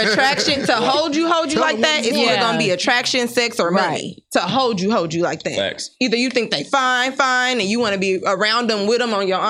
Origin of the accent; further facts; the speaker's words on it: Nebraska, United States; I was in a relationship where I'm from Nebraska.